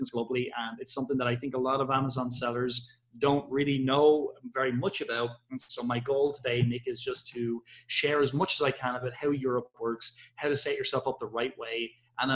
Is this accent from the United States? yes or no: no; Ireland; I am from Ireland